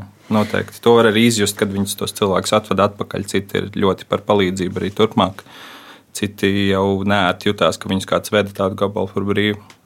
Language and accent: Latvian; Cēsis, Latvia; es nāku no cēsīm